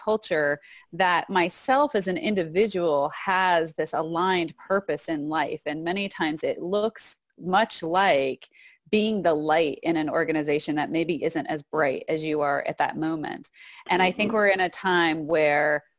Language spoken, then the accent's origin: English; Texas, United States; moved away; also born or lived in Arizona; I actually also grew up in Texas. I was born in Texas